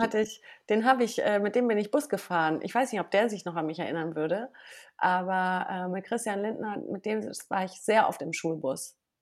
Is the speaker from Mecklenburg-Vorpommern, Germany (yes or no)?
no; Wermelskirchen, North Rhine-Westphalia, Germany; now in Berlin, Germany; ich bin ja in Nordrhein-Westfalen geboren und aufgewachsen